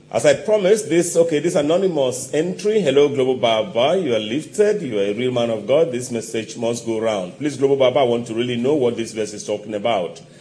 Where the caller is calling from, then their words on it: Italy; I'm writing from Italy.